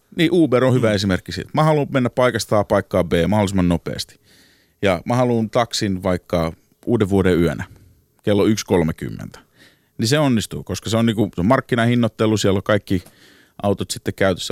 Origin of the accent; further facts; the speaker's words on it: Helsinki, Uusimaa, Finland; now in New York, United States; Mä oon alun perin kotoisin Helsingin takatöölöstä